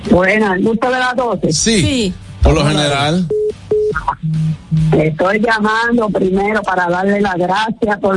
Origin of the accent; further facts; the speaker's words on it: Dominican Republic; now in New Jersey, United States; yo soy dominicana de New Jersey, de papel.